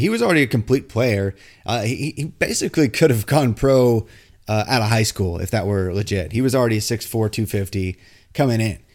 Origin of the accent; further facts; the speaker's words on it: Indiana, United States; moved away; I'm from Indiana originally